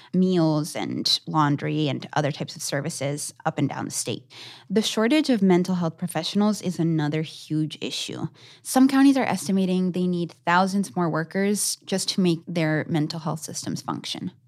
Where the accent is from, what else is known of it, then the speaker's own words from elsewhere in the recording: Argentina; moved away; my home country of Argentina